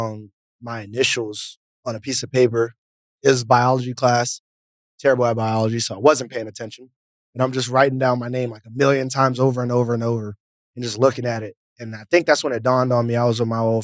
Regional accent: Alexandria, Virginia, United States; moved away as an adult; also born or lived in Maryland; now in Las Vegas, United States; I was born in Maryland originally, and I grew up in Alexandria, Virginia

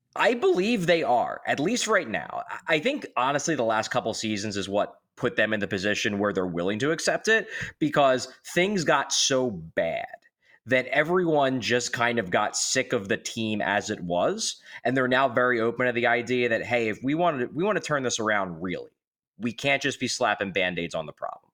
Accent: Philadelphia, Pennsylvania, United States; I grew up in Northeast Philadelphia

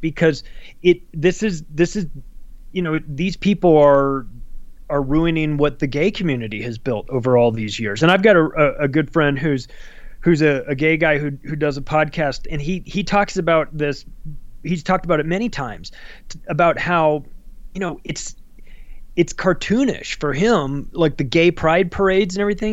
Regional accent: Palm Springs, California, United States; I grew up in Palm Springs, California, huge gay community

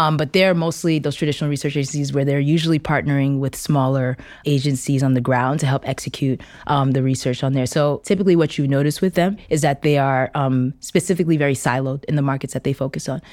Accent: New York, United States; I'm originally from New York, but I'm of Nigerian descent.

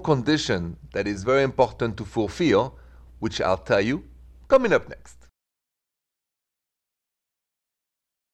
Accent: France; accent: thick French; English is a second language; now in Midwest, United States; the accent is French

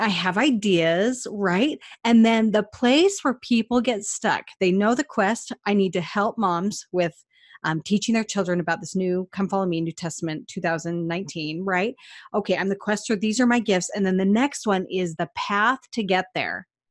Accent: Cache Valley, Utah, United States; I'm from Cache Valley

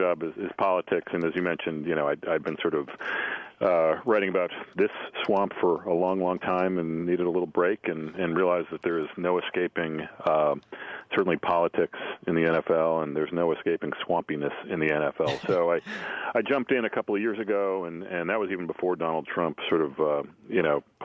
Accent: New England, United States; I grew up in New England

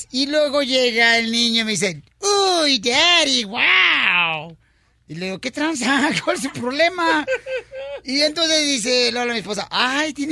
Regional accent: Michoacán, Mexico; soy de Michoacán.

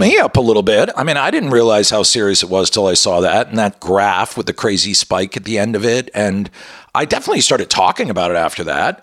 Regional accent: Colorado, United States; moved away; I was born in Colorado

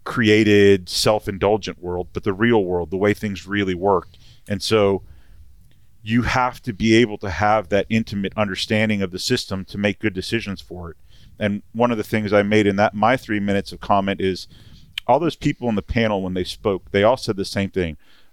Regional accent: Miami, Florida, United States; I grew up in Miami. I was a city kid.

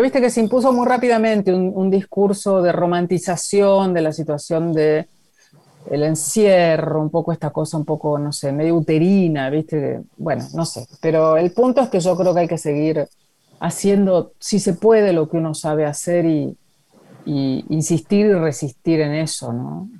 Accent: Junín, Buenos Aires Province, Argentina; Y yo soy de Junín

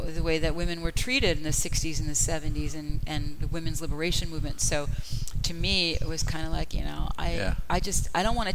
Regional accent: Boston, Massachusetts, United States; I grew up in Boston

